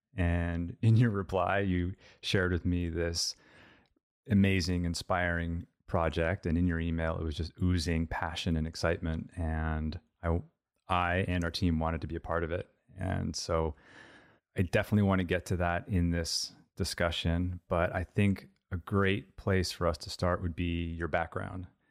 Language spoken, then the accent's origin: English; Montclair, New Jersey, United States; I grew up in Montclair, New Jersey.